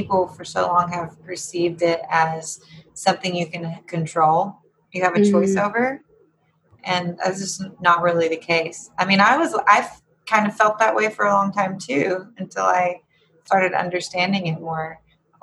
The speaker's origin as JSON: {"language": "English", "region": "Appalachia", "country": "United States", "said": "being Appalachian"}